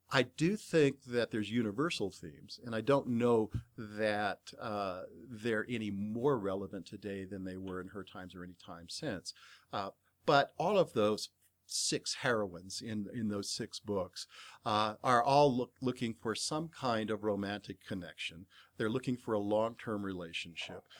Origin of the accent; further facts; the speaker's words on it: Bay Area, California, United States; I grew up in the Bay Area